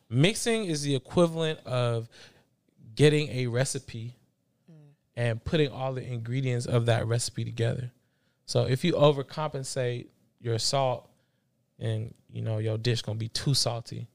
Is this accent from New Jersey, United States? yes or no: no; Bay Area, California, United States; also born or lived in Los Angeles, California / Belize (ancestry); I moved to the Bay Area going into fourth grade